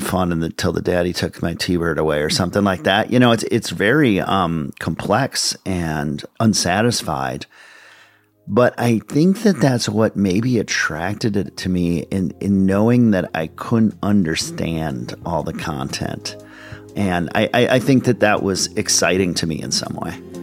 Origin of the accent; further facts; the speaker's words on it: Minneapolis, Minnesota, United States; I grew up in Minneapolis, Minnesota, the suburbs of Minneapolis